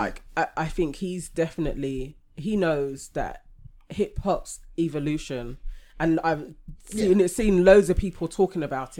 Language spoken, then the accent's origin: English; Canada; In America, as a Canadian, like it may not happen for me there.